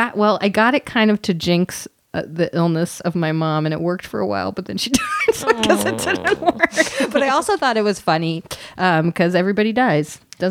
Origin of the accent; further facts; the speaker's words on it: New York City, New York, United States; growing up in New York City